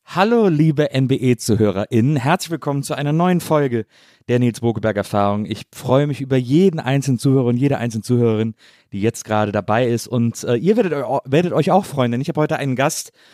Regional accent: Bonn, North Rhine-Westphalia, Germany; moved away as an adult; also born or lived in Cologne; now in Berlin, Germany; In Bonn, zwischen Köln und Bonn aufgewachsen.

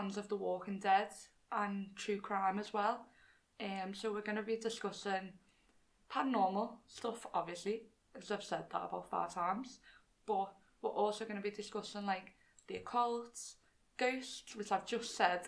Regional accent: Liverpool, North West England, United Kingdom; accent: Scouse; if you couldn't tell by our accents, we're from Liverpool.

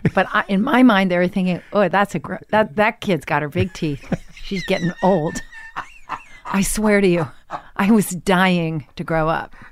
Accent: Washington, District of Columbia, United States; also born or lived in New York; now in Los Angeles, United States; I was born in New York, and then I moved to Washington when I was, like, eight.

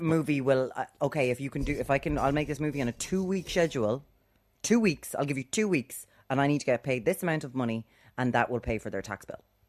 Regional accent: Ireland; we're Irish

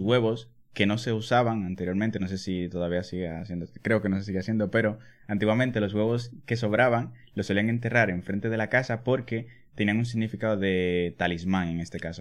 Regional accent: Dominican Republic; born or raised there

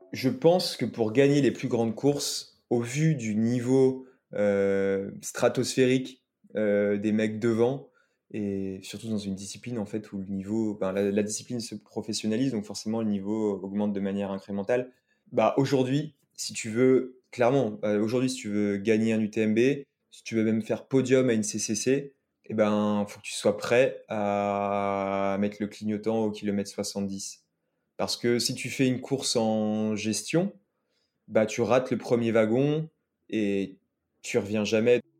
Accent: Lyon, Auvergne-Rhône-Alpes, France; also born or lived in Saint-Étienne / Combloux; toute ma famille est originaire de Saint-Étienne. Euh, moi, je suis né à Lyon et je vis à Lyon

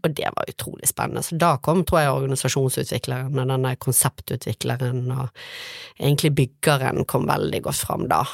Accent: Bergen, Vestland, Norway; Jeg vokste opp på Tertnes eh, i Åsane

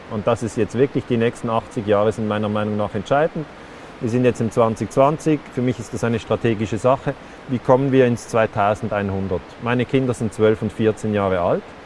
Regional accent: Switzerland; bei uns in der Schweiz, auch ein christliches Land

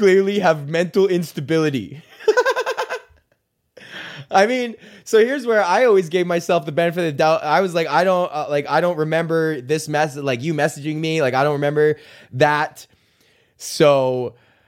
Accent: Edmonton, Alberta, Canada; I lived in a neighborhood called Highlands, which is the neighborhood next to Beverly

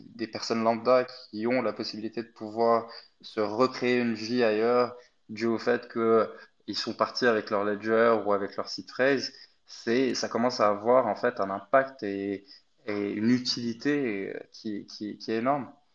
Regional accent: Egypt; moved away as an adult; now in France; je suis pas du tout français. Je suis né en Égypte, donc je suis venu en France pour faire mes études

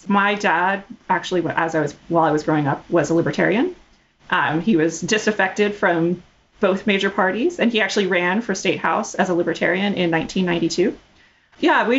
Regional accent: Fort Worth, Texas, United States; also born or lived in Houston; I was born in Houston. Mostly, we moved around a lot when I was growing up, but most of my like core formative childhood was in Fort Worth. Texas roots, although we lived all over the place.

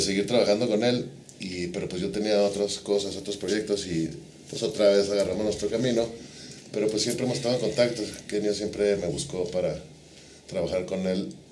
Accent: Chihuahua, Mexico; somos de Chihuahua los tres

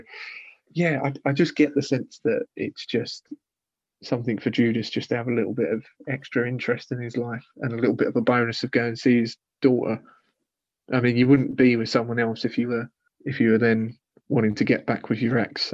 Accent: United Kingdom; I'm British

